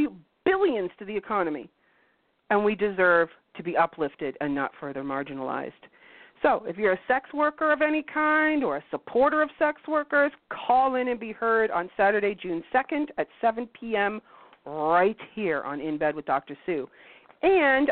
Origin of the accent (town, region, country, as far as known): Canada